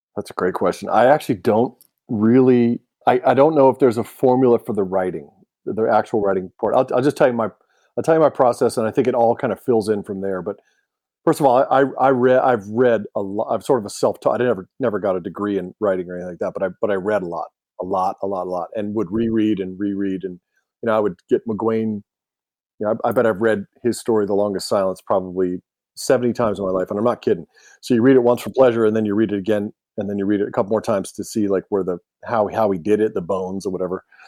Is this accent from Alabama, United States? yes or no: yes; Alabama, United States; moved away; I grew up in Alabama for a little while